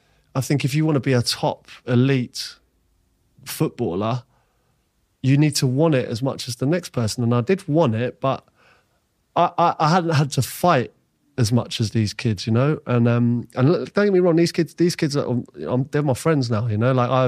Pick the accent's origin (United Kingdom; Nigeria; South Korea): United Kingdom; Ealing, London; I'm bearing in mind, I grew up in Ealing. Getting home from White Hart Lane was an overground. Seven Sisters to Oxford Circus to Ealing Broadway, and then walk home from there.